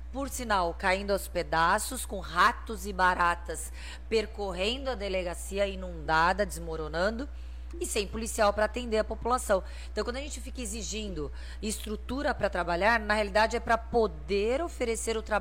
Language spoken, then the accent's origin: Portuguese; Santos, São Paulo, Brazil; É sempre uma alegria vir aqui a Santos, né? Não nasci em Santos, mas a cidade que eu passei minha infância, adolescência, só saí pra fazer faculdade.